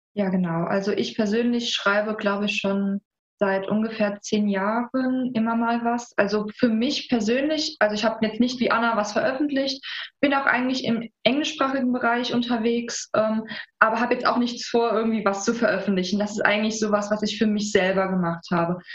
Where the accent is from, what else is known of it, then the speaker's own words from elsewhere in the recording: Saarland, Germany; wir sind beide Saarländer.